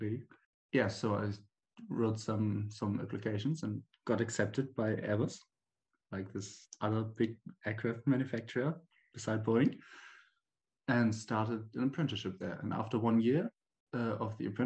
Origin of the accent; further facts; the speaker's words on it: Bremen, Germany; I'm from Germany and I live in a city called Bremen. It's in the northern part of the country. I was born here. I grew up here and went to school and everything.